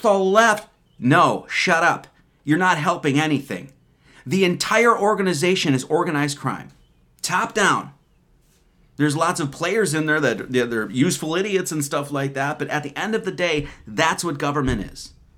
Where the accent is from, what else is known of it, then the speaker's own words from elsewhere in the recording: Wisconsin, United States; I'm an Irish American. I was born in Wisconsin